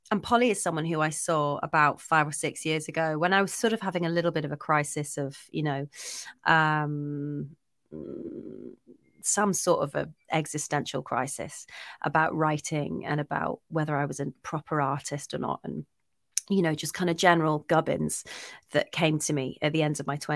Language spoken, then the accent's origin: English; Scotland, United Kingdom; I'm actually Scottish. I've just got a really useless kind of boring accent that's been kind of, you know, it's just disappeared over the years.